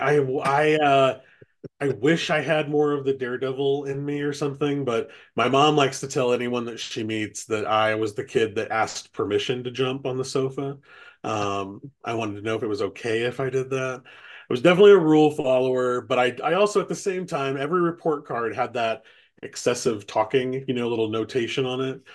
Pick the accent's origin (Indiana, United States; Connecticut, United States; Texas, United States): Indiana, United States; Kokomo; also born or lived in Washington, D.C.; I'm from, born and raised in Kokomo. Uh, went to high school here.